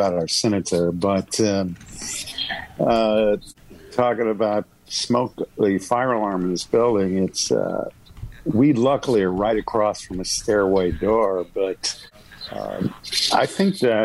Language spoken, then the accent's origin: English; the South, United States; I was born in the South